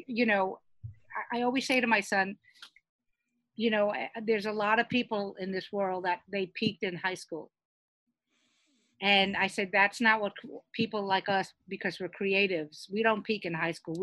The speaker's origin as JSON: {"language": "English", "town": "New York City", "region": "New York", "country": "United States", "tie": "born or raised there", "said": "I grew up in Brooklyn."}